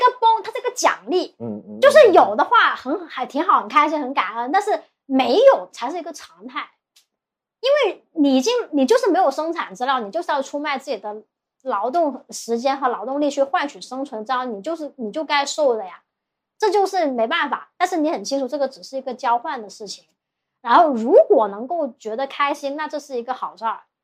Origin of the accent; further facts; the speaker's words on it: Guangzhou, Guangdong, China; also born or lived in Shanghai; 我是广州人